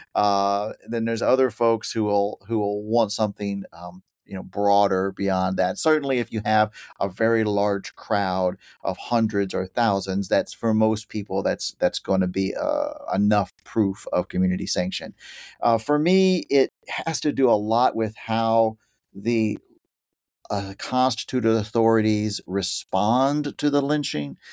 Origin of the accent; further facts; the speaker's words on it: Chalk Bluff, Texas, United States; now in New Jersey, United States; I am originally from Texas. I grew up outside of Waco in a little place called Chalk Bluff